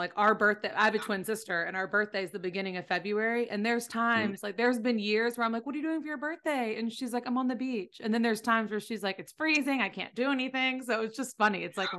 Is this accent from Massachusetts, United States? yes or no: no; Destin, Florida, United States; moved away as an adult; also born or lived in Los Angeles; I'm from right below Alabama in Destin, Florida.